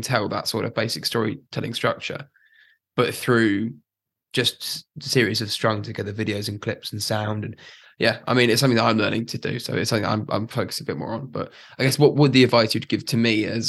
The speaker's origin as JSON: {"language": "English", "country": "United Kingdom", "said": "we're British"}